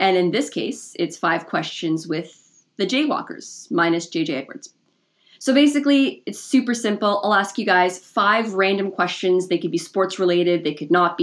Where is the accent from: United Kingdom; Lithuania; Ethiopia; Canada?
Canada; Toronto, Ontario; moved away as an adult; now in Hamilton, Canada; I was born and raised in Toronto, so I know what it's like. I live in Hamilton now